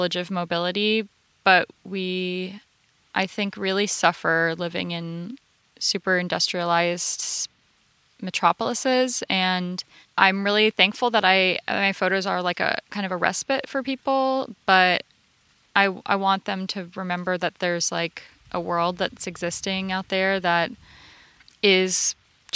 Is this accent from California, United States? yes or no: no; Florida, United States; now in Los Angeles, United States; I grew up in Florida where everything is going to eat you or sting you.